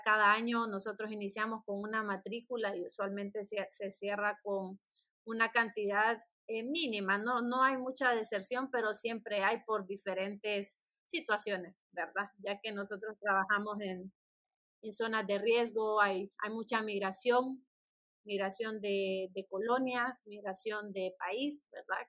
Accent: San Pedro Sula, Cortés, Honduras; soy originaria de San Pedro Sula, la ciudad de los Orzales.

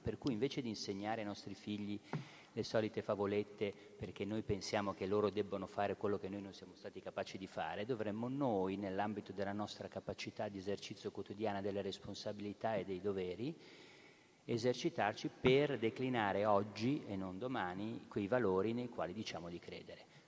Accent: Genoa, Liguria, Italy; da buon genovese

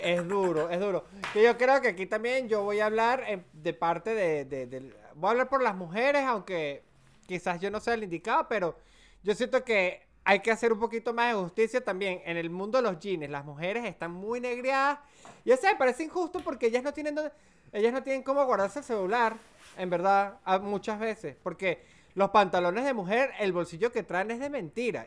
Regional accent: Mérida, Venezuela; soy de Mérida. Mérida tampoco es una ciudad de usar muchos shorts. Mérida es una ciudad para los que no son de Venezuela considerada una de las ciudades más frías de, de, Venezuela

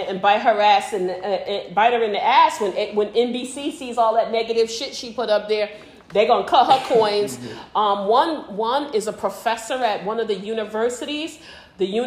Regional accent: United States; I'm American. I'm proud American

